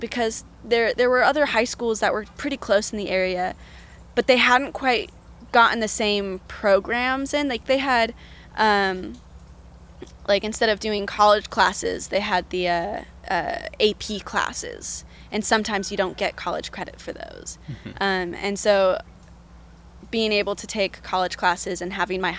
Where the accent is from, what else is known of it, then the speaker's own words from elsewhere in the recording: Portland, Oregon, United States; moved away as an adult; now in Eugene, United States; I grew up in Portland, born and raised, went to Jefferson High School